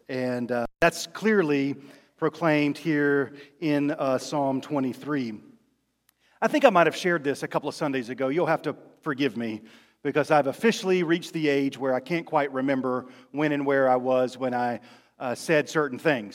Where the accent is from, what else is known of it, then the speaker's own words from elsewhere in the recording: Rocky Mount, North Carolina, United States; also born or lived in Fayetteville, North Carolina; When I was in the fifth grade in the middle of the year, When on Christmas break and over Christmas break, winter break, we moved from Fayetteville to Rocky Mount, North Carolina